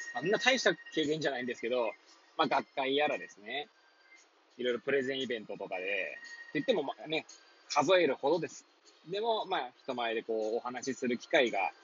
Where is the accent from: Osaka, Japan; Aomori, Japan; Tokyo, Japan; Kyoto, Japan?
Tokyo, Japan; Hachiōji; moved away as an adult; now in Kamaishi, Japan; 八王子生まれ八王子育ち震災の前の年から釜石で働く